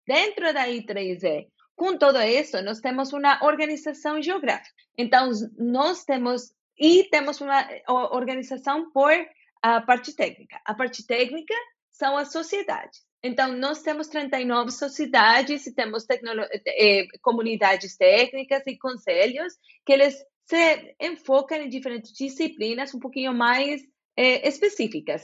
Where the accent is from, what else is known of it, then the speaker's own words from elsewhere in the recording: Bogotá, Colombia; Portuguese is a second language; moved away as an adult; also born or lived in Jacareí, São Paulo, Brazil; eu sou bogotana